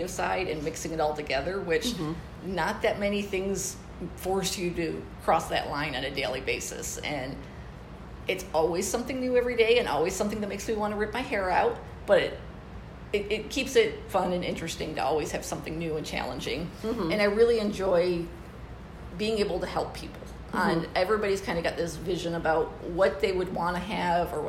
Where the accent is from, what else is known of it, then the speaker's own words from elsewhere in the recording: East Lansing, Michigan, United States; also born or lived in Arizona; now in Tempe, United States; I'm originally from Michigan and grew up around East Lansing area